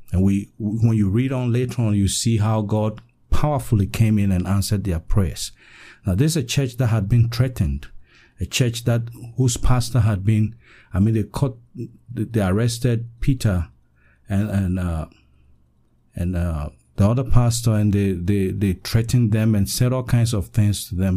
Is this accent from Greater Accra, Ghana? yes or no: no; Western Region, Ghana; I'm from Ghana, West Africa, in the western region of Ghana.